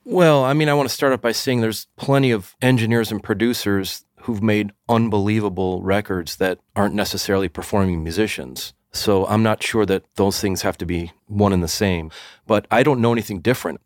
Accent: Evanston, Illinois, United States; I grew up in Evanston, which is just north of Chicago

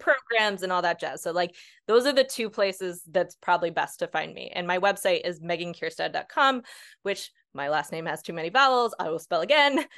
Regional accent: Northeast, United States; I'm from the Northeast

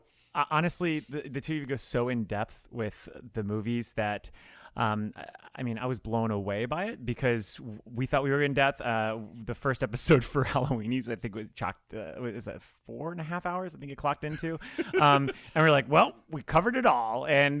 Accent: South Florida, United States; So I'm from South Florida, and I am, I'm 36 this year. So I was about 14 years old when this movie came out.

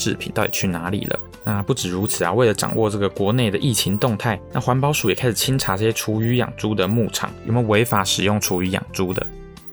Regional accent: Taiwan; 我们台湾人很爱吃猪

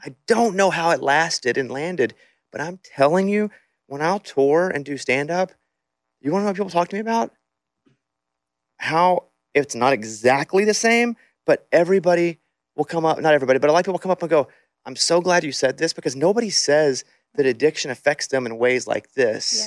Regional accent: Arkansas, United States; I'm from Arkansas, and it's it's poverty there

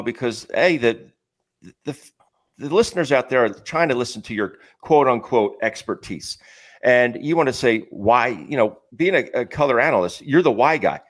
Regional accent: Philadelphia, Pennsylvania, United States; having grown up here, going to all the games as a kid

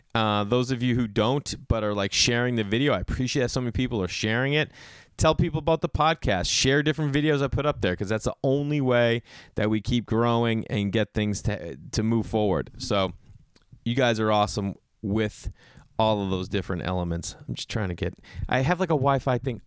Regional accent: Massachusetts, United States; growing up in Massachusetts

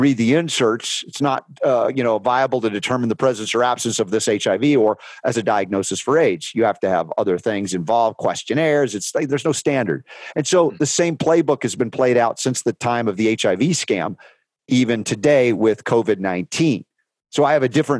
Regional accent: United States; I was raised pharmaceutically in America

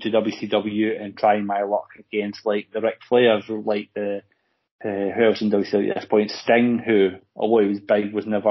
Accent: Scotland, United Kingdom; as Scottish people

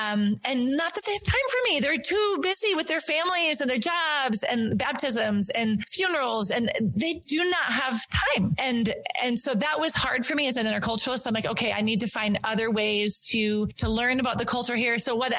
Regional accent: North Dakota, United States; also born or lived in Switzerland; I'm from North Dakota. I told my story. And at the end, people are like, you're not from North Dakota. And I'm like, yeah, I am. And they're like, no, your accent.

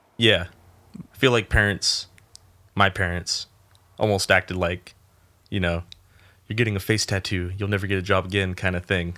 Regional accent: Rio Grande, United States; also born or lived in Ventura, California; I was born in Ventura and moved to Rio Grande when I was four.

